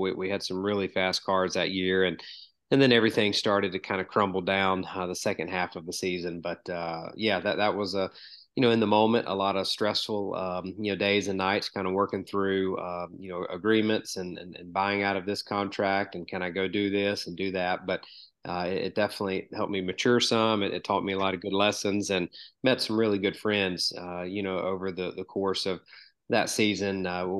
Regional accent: Georgia, United States; I grew up in the South

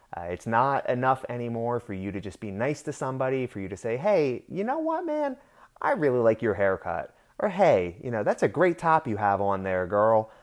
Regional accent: Pennsylvania, United States; now in Florida, United States; I'm originally from Pennsylvania

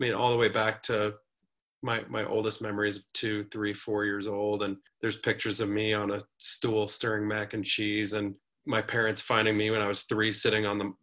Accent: Colorado, United States; growing up in Colorado

